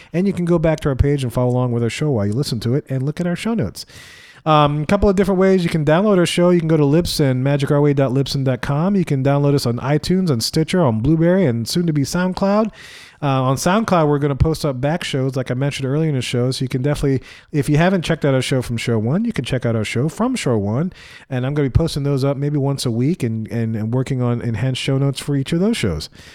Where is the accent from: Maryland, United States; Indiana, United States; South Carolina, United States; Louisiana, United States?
Louisiana, United States; I'm from Louisiana